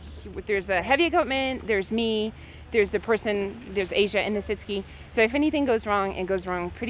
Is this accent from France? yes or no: yes; France; now in Aspen, United States; I'm from France and we don't have the same programs.